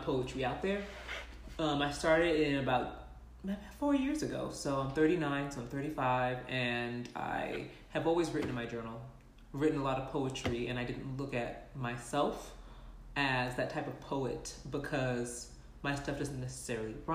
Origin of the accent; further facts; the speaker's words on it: California, United States; moved away as an adult; also born or lived in Texas; now in Salt Lake City, United States; We're in Utah. I'm from California.